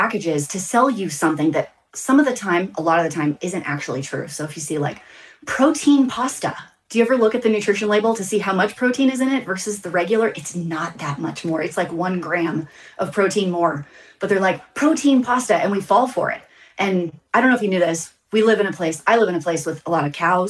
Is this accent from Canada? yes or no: no; Texas, United States; I'm from the South. I'm from Texas